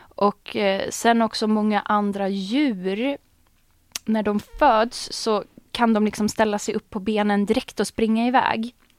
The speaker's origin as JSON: {"language": "Swedish", "country": "Sweden", "tie": "born or raised there", "said": "jag är född um, i Sverige"}